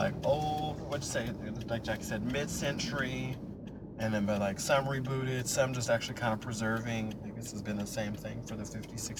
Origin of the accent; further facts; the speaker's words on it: Chicago, Illinois, United States; now in New York, United States; I grew up in Illinois, mostly in Chicagoland.